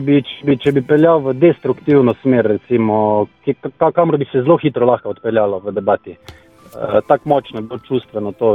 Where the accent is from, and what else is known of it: Slovenia